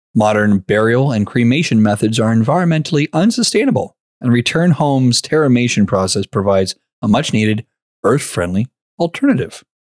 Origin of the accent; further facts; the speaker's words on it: Canada; we're Canadian